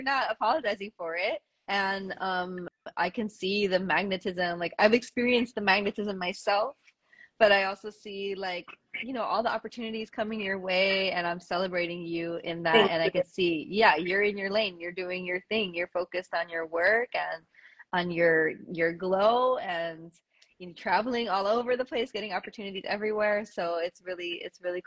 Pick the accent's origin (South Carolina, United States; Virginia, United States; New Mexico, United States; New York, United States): New York, United States; New York City; I'm Puerto Rican as well, but I was born and raised in the Bronx, and I have never lived on island